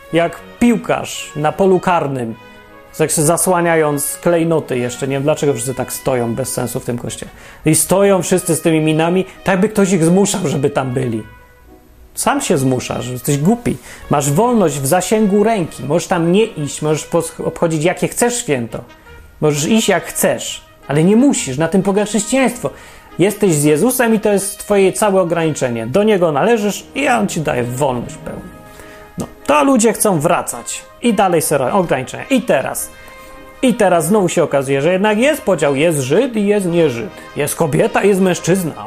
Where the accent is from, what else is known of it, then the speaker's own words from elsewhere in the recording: Poland; ja się urodziłem w Polsce, akurat nie wybierałem